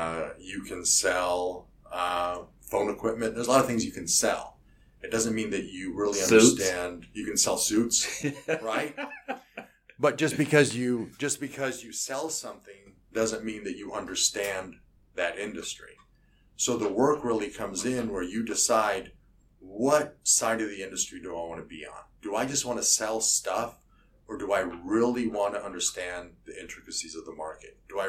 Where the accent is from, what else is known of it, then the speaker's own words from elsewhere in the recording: Buffalo, New York, United States; born there; I was born in Buffalo, New York, which I've been told is a great place to be from. Got out of there early.